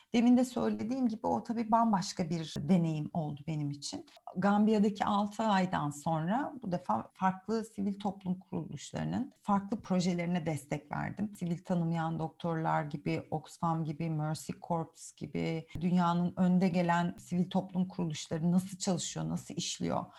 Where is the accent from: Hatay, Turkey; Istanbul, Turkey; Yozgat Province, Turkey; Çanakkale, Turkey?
Istanbul, Turkey; first language Turkish; also born or lived in Guatemala; o üs İstanbul benim için. Doğduğum, büyüdüğüm e, yer.